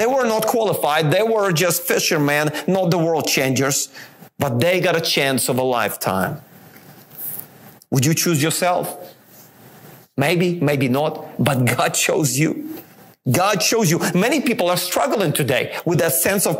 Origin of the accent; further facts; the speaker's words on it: Ukraine; moved away; I was born in Ukraine